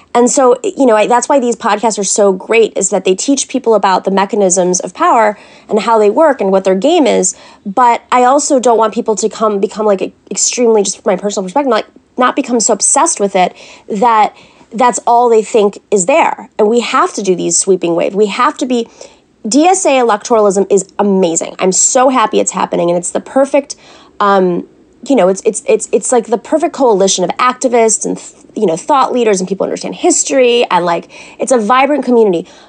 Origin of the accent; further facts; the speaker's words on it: New York, United States; I'm a New Yorker